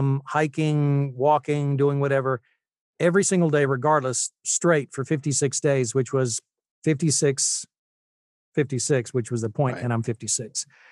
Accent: Utah, United States; also born or lived in Tennessee; I was born in Tennessee, but I actually lived in Utah from 79 to 82 or 83. So I spent my high school years there and fell in love with the place.

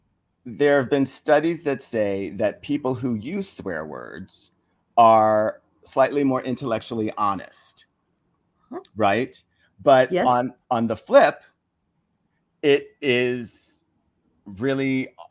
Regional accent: Philippines; Plus, you know, we grew up in the Philippines and there are certain swear words in Tagalog that contain a certain amount of humor.

